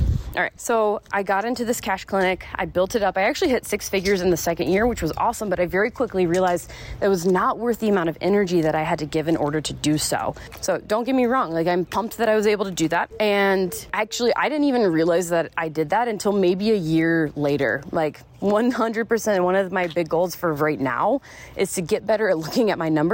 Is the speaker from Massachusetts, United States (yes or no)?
no; South Carolina, United States; moved away as an adult; also born or lived in Florida / Arizona; I was born in Florida, raised in South Carolina